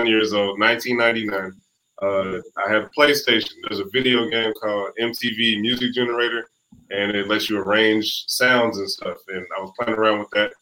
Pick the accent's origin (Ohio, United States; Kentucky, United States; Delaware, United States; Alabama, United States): Ohio, United States; Cincinnati; moved away as an adult; also born or lived in San Francisco, California; now in Georgia, United States; I'm from Cincinnati, Ohio.